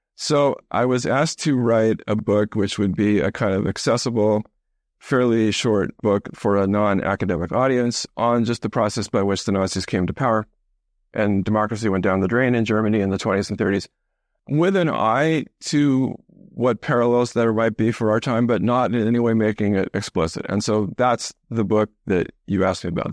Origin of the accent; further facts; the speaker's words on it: Canada; I grew up mostly in Canada.